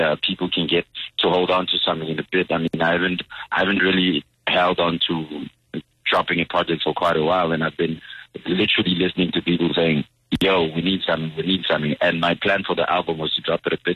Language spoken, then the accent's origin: English; Katlehong, Gauteng, South Africa; I'm from Katlehong